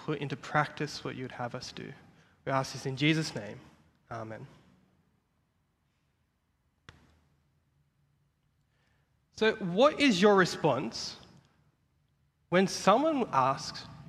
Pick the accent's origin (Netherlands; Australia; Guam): Australia; I was born in Australia and I'm a student that's studying at Moore Theological College